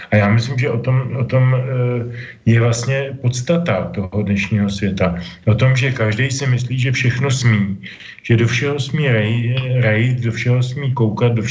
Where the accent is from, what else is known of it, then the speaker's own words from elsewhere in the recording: Czechia; tady u nás v Čechách